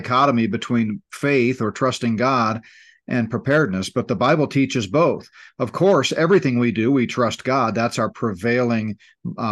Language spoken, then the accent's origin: English; Gulf Coast, United States; I grew up on the Gulf Coast, high school and college